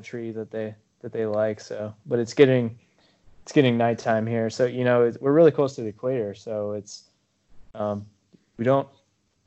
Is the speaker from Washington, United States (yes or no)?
no; Woodbridge, Virginia, United States; moved away as an adult; also born or lived in Uganda; now in Kenya; I grew up in Woodbridge, Virginia